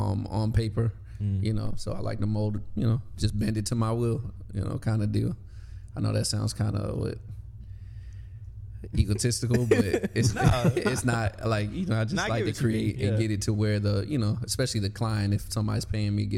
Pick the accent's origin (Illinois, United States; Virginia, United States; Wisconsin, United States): Virginia, United States; Newport News; I'm from Newport News